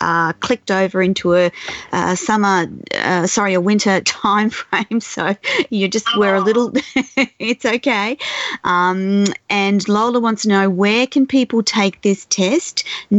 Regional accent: Australia; I'm Australian

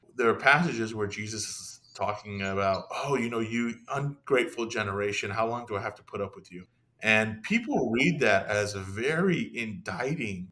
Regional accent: San Jose, California, United States; I was born here in America, converted to Christianity in my teens. When I did, I began to attend an Iranian Christian church that was in my area. I lived in San Jose, California

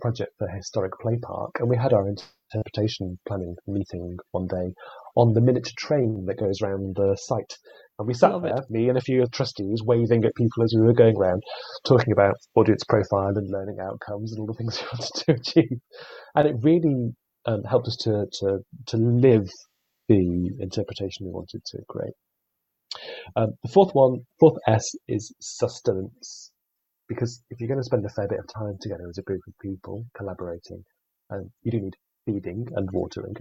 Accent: United Kingdom; we're British

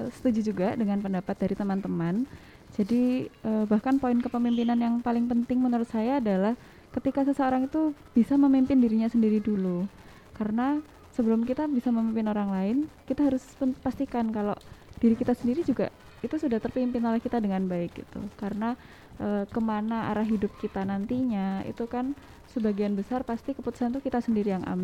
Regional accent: Probolinggo, East Java, Indonesia; Perkenalkan … Saya dari Probolinggo.

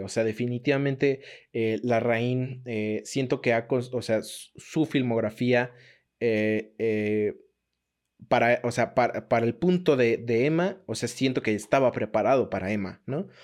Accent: Mexico; como nosotros como mexicanos

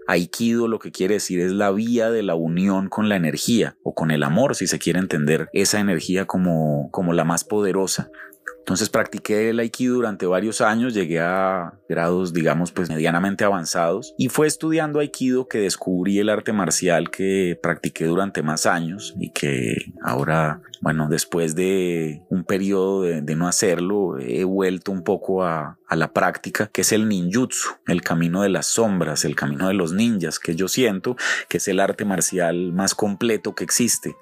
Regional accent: Colombia; moved away as an adult; cuando yo ya con más de 20 años me fui a vivir fuera de Colombia

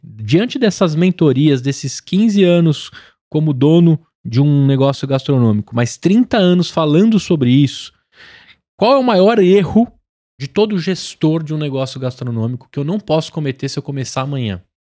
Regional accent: São Paulo, Brazil; Sou de São Paulo, natural

